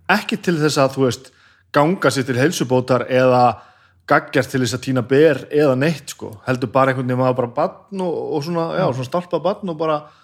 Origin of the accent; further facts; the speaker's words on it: Laugar, Northeastern Region, Iceland; also born or lived in Húsavík; ég ólst upp á laugum í Reykjavík sem er hann að hálftíman í landi frá Úsæk